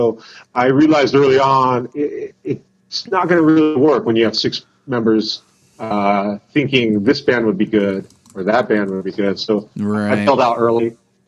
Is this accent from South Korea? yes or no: yes; South Korea; born there; In Korea. And I was born in Korea, too.